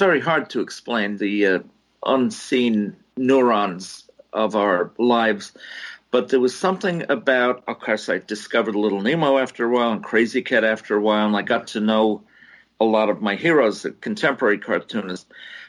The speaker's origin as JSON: {"language": "English", "town": "New York City", "region": "New York", "country": "United States", "tie": "born there", "also_born_or_lived": "New Jersey", "said": "I was born in New York City, and he would get 7 or 8 newspapers every week"}